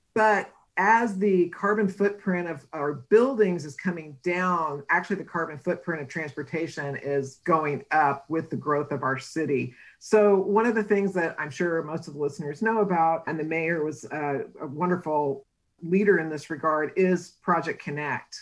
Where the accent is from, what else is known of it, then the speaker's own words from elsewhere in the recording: San Antonio, Texas, United States; also born or lived in Seattle; now in Austin, United States; I'm actually from San Antonio, got my master's degree at UT Austin.